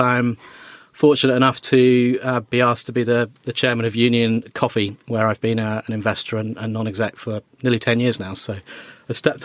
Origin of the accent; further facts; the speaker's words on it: Wolverhampton, West Midlands, United Kingdom; I grew up in Wolverhampton